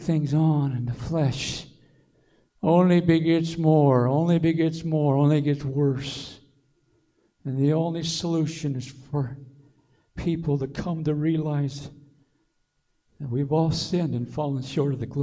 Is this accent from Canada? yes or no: no; Aiken, South Carolina, United States; moved away; our church, my hometown Aiken.